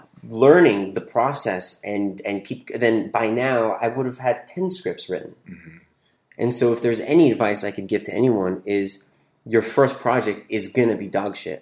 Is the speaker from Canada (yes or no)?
yes; Toronto, Ontario, Canada; moved away as an adult; also born or lived in California; now in Los Angeles, United States; I grew up in Toronto, moved to California for college at 18